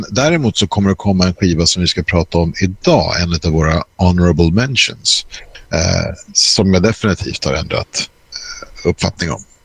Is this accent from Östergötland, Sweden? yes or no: no; Stockholm, Stockholm County, Sweden; Jag är uppvuxen i Skarpnäck, gick i skolan i Bagarmossen